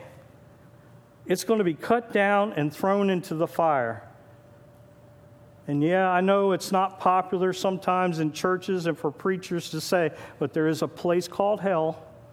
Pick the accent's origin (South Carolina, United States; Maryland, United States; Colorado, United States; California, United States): Maryland, United States; Gaithersburg; now in Northwest Pennsylvania, United States; I was born and raised in Gaithersburg, Maryland